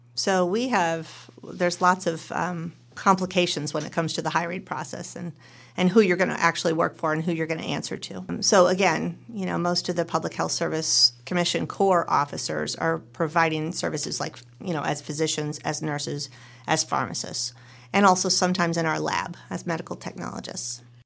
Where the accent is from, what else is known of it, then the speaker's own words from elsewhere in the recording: Western New York, United States; moved away as an adult; also born or lived in New Jersey / Colorado; now in Oregon, United States; I was born and raised in Western New York and went to Rutgers University in New Jersey